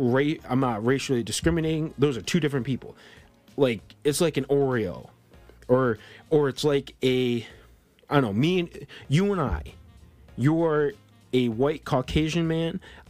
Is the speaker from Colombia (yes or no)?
yes; Colombia; born there; I was born in Colombia, but I'm basically a white kid.